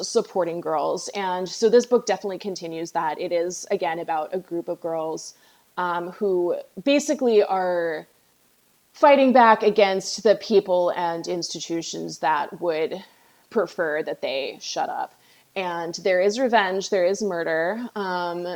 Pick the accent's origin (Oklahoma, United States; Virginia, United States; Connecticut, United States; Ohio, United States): Virginia, United States; I'm from Virginia and we have a lot of ownership of Poe here.